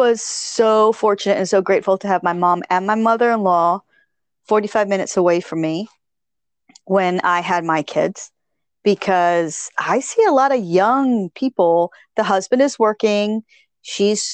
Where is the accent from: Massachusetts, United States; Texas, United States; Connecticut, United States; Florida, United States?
Connecticut, United States; how I was raised in Connecticut.